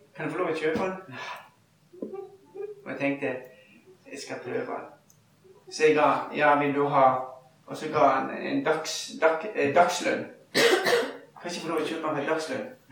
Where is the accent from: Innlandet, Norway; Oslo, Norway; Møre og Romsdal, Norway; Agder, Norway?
Møre og Romsdal, Norway; Ulsteinvik; moved away; voksenlederne våre hjemme i Ulsteinvik, der jeg bodde